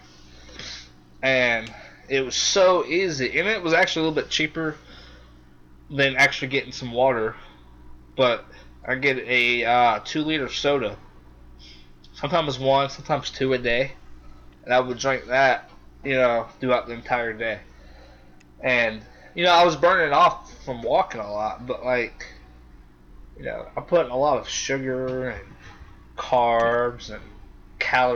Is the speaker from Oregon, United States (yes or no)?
no; South Carolina, United States; I'm from South Carolina